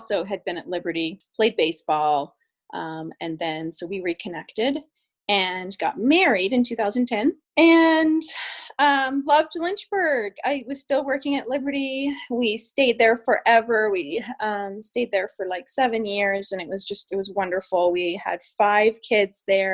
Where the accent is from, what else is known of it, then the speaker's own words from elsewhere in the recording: British Columbia, Canada; moved away as an adult; also born or lived in Virginia; We grew up in British Columbia, Canada